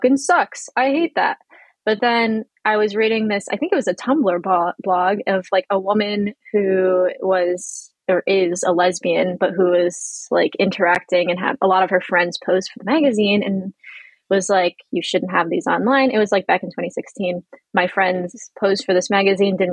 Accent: Northwest Indiana, United States; moved away as an adult; now in Washington, DC, United States; my hometown is Northwest Indiana, like on like the region that is next to Chicago

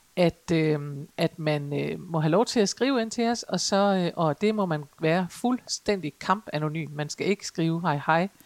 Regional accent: Aalborg, North Denmark Region, Denmark; jeg kommer jo fra Aalborg

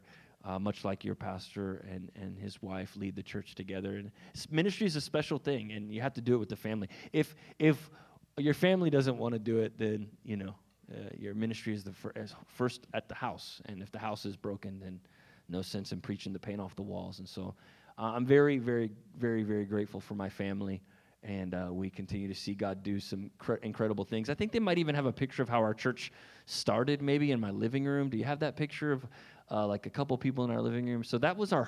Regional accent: Raleigh, North Carolina, United States; I hail from Raleigh, North Carolina

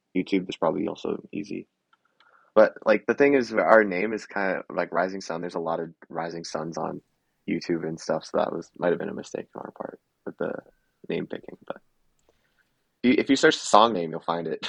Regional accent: Canada; I was born in Canada

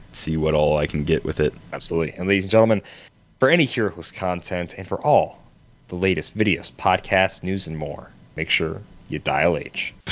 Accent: Canada; I'm from Canada.

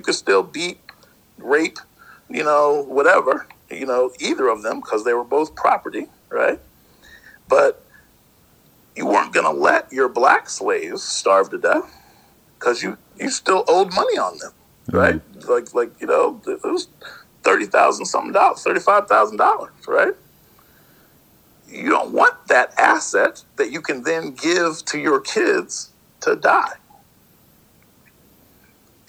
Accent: Hamilton, Ohio, United States; I was born in Hamilton, Ohio, right outside of Cincinnati

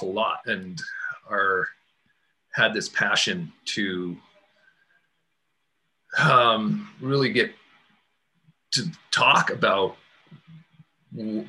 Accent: Massachusetts, United States; moved away as an adult; also born or lived in Telluride, Colorado / Boulder, Colorado; moving back to New England. I'm from Massachusetts

